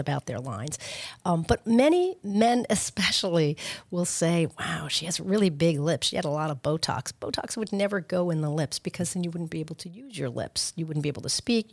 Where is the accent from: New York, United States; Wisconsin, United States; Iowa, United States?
New York, United States; Long Island; moved away as an adult; now in Boca Raton, United States; I'm from Long Island, but I ve, spent a lot of time in New York City as well